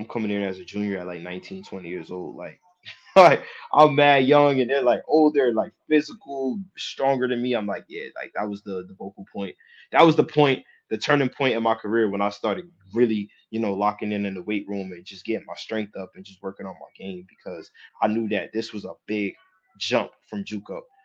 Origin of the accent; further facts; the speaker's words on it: Jersey City, New Jersey, United States; I'm from Jersey City